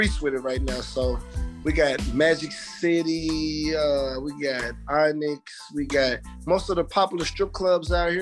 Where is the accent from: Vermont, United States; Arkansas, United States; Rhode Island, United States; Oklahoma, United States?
Arkansas, United States; Little Rock; moved away; I'm from Little Rock, Arkansas